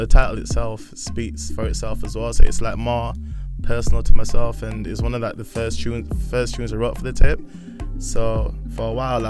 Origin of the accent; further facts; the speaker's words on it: Huddersfield, Yorkshire and the Humber, United Kingdom; also born or lived in London / Tanzania; Huddersfield, I got here around about when I was like 8-ish, 9 years old